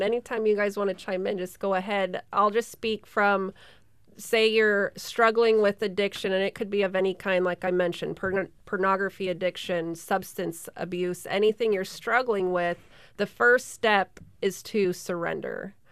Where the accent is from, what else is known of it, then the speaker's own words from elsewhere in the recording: Sterling, Alaska, United States; born and raised in Sterling, Alaska